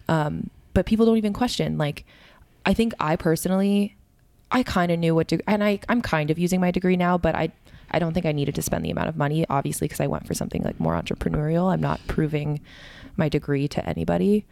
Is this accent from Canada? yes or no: yes; Canada; moved away as an adult; also born or lived in Connecticut; growing up in Canada my whole life